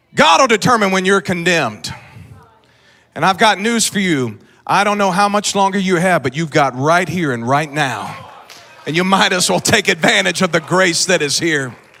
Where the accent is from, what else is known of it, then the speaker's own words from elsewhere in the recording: Lee's Summit, Missouri, United States; I'm from Lee Summit